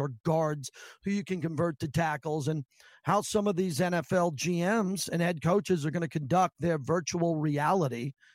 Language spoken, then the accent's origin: English; Massapequa, New York, United States; I'm from Massapequa, Long Island